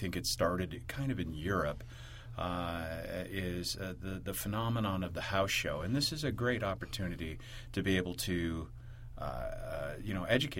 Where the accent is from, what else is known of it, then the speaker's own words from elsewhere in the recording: Oregon, United States; I'm from Oregon